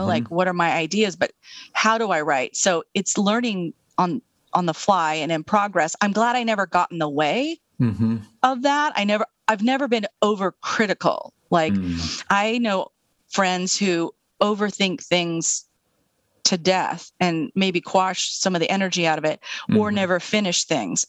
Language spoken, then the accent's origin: English; Eastern Washington State, United States; also born or lived in Seattle; I'm from Eastern Washington State.